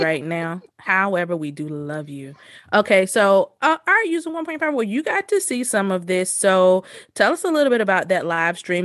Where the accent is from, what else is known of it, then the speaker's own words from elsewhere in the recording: the South, United States; We are from the South